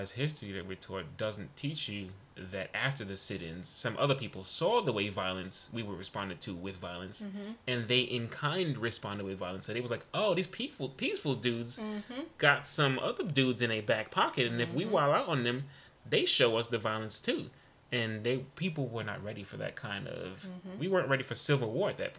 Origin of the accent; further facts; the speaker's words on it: New York City, New York, United States; I'm Panamanian, I'm West Indian, I'm Brooklyn